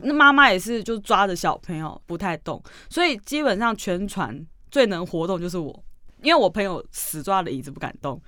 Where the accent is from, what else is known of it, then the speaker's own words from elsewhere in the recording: Taiwan; 我们是海的子民啊，我们是嗯。台湾人嘛嗯，岛国啊